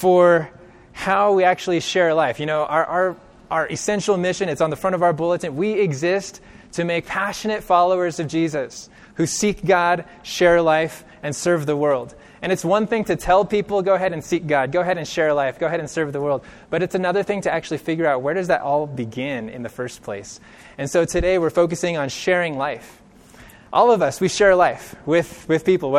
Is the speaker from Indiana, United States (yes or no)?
no; Bakersfield, California, United States; I grew up in California. I grew up in Bakersfield, which is relatively close to Los Angeles.